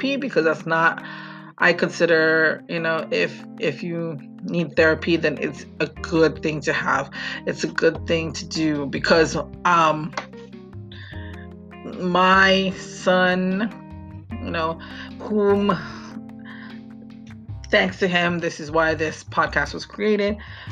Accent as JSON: {"language": "English", "region": "Hawaii", "country": "United States", "also_born_or_lived": "Maui", "said": "I am from Hawaii, and I live on the island of Maui with my family"}